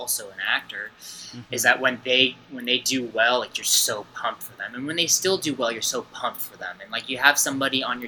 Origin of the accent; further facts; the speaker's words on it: Los Angeles, California, United States; I'm from California, like, LA County here